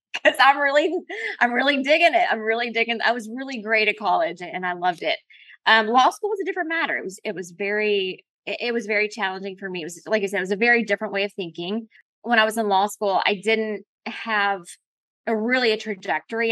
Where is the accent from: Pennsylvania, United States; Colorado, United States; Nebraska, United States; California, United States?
Colorado, United States; I was born in Colorado